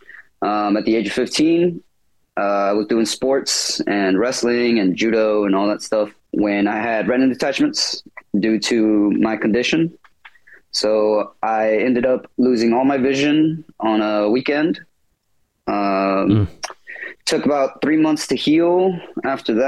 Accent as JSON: {"language": "English", "town": "Fort Worth", "region": "Texas", "country": "United States", "tie": "born or raised there", "said": "I was born in Fort Worth, Texas, right off 30 minutes from Dallas. I've been living here for all my life"}